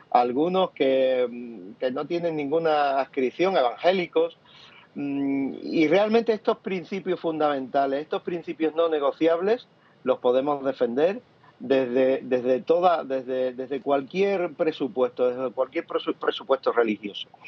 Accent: Cádiz, Andalusia, Spain; yo soy gaditano, andaluz, en esta tierra donde ha sido tanto tiempo machacada

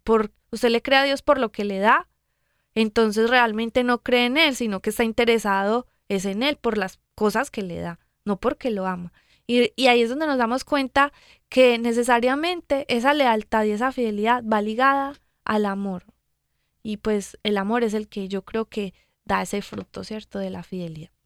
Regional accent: Medellín, Antioquia, Colombia; yo soy de Medellín, Colombia.

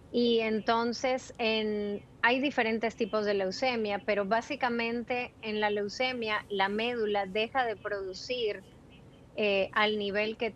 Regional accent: Peru; born there; moved away; also born or lived in Ecuador; yo nacimos en Perú y después nos mudamos a Ecuador, vivimos en Ecuador cinco años y de Ecuador yo vine para aquí.

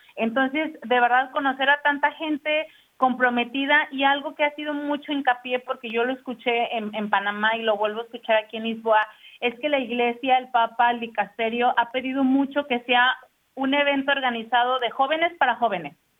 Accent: Guadalajara, Jalisco, Mexico; yo soy de Guadalajara, entonces en Guadalajara, ¿no? O, en México

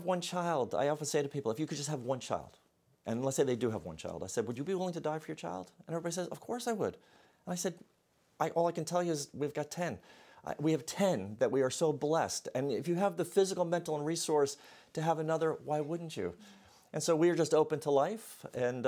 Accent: New York City, New York, United States; now in Hershey, United States; I'm from the Bronx, New York

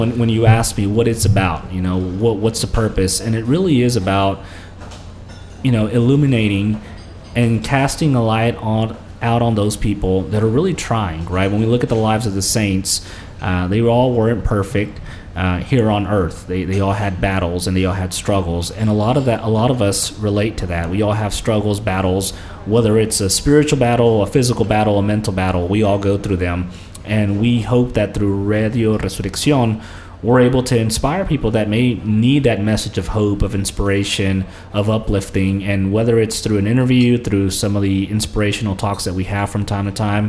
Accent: California, United States; born there; my parents are from the southern part of Mexico. My mom is from Puebla. My dad is from Morelos. But I was born out in California.

